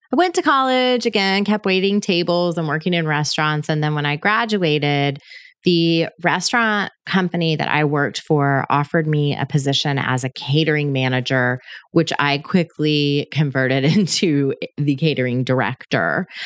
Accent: Panama City, Florida, United States; I was born in Panama City, Florida, which is on the Gulf Coast in the Northwest Panhandle area

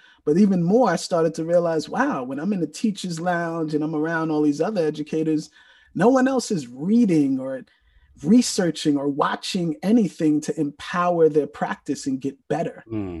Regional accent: New York, United States; I'm originally from the Bronx, New York.

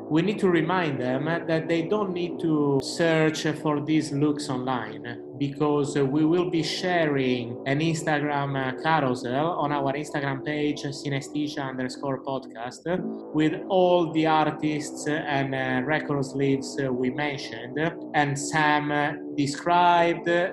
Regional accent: Cagliari, Sardinia, Italy; now in London, United Kingdom; Today I'm not recording from London, but I'm recording from my hometown, Cagliari in Sardinia

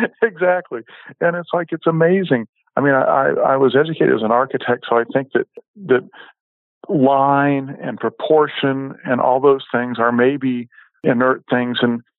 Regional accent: West Coast, United States; Growing up on the West Coast, I remember falling out of my parents' car several times on something that I couldn't quite identify

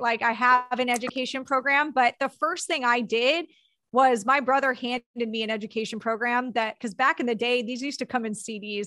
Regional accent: Southern California, United States; born or raised there

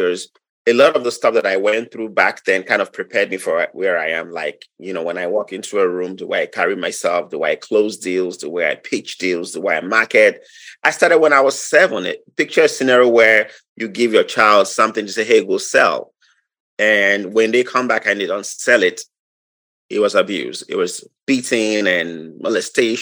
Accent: Nigeria; moved away as an adult; now in Wisconsin, United States; I'm from Nigeria. I'm from Nigeria. I was born 46 years ago.

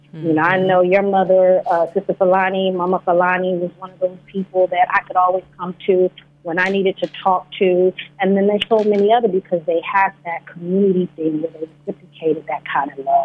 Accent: the South, United States; Growing up in the South, it was so important that we maintain that familyhood.

